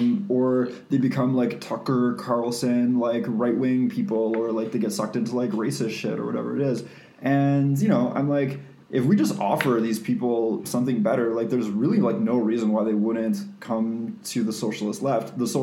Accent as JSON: {"language": "English", "country": "Canada", "said": "we're Canadian."}